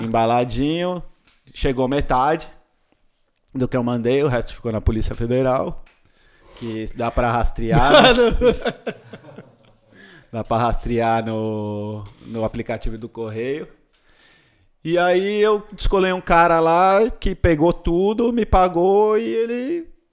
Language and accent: Portuguese; Brazil; also born or lived in Indonesia / California; sou brasileiro